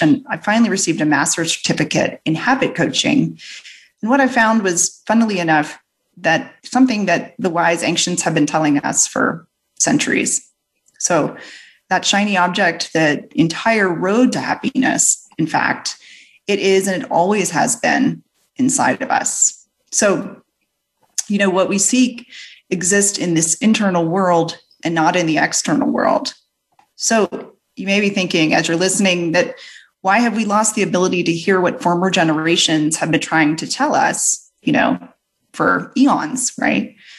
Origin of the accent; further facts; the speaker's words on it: New Orleans, Louisiana, United States; my Southern parents as I hail from New Orleans